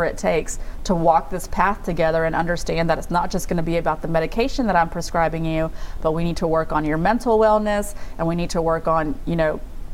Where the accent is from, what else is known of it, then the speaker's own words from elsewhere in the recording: United States; I'm an American woman